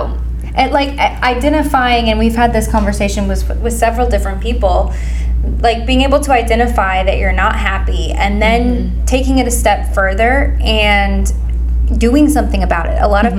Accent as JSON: {"language": "English", "town": "Pleasant Hill", "region": "Missouri", "country": "United States", "tie": "born or raised there", "said": "I grew up here in Pleasant Hill"}